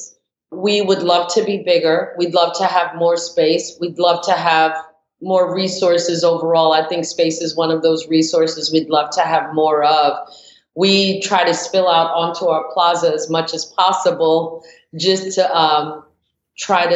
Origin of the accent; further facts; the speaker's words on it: New York, United States; moved away as an adult; also born or lived in Brooklyn; now in Atlanta, United States; being born and raised in New York and then moving to Atlanta